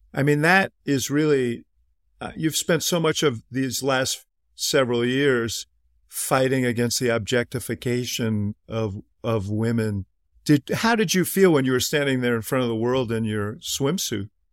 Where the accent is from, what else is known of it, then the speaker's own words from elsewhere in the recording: Midwest, United States; also born or lived in New York; Even though I was born in New York, I've spent most of my life in the Midwest